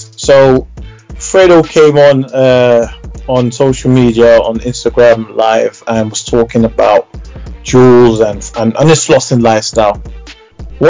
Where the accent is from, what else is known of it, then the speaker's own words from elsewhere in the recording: London, United Kingdom; I came from Church Road, Northwest London, North 10. I grew up in that same era with Zeno and everyone else.